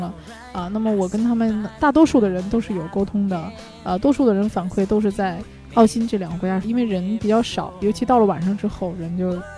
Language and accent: Chinese; China; 我们中国人